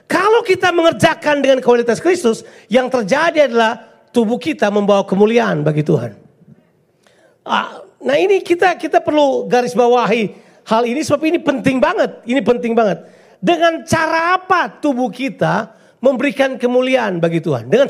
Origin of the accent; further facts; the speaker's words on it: Ambon, Maluku, Indonesia; Oke saya suka menyanyi, saya orang Ambon.